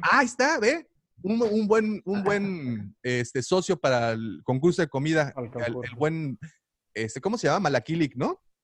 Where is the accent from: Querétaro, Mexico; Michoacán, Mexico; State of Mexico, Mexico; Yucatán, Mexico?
Yucatán, Mexico; Mérida; Yo también soy, soy de Mérida